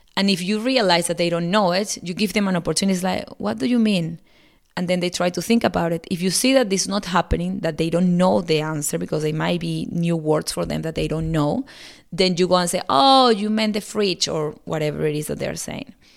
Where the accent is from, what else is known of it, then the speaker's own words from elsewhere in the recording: Venezuela; first language Spanish; English is a second language; moved away as an adult; now in Australia; I'm originally from Venezuela. We came to Australia 15 years ago and we have been living overseas since then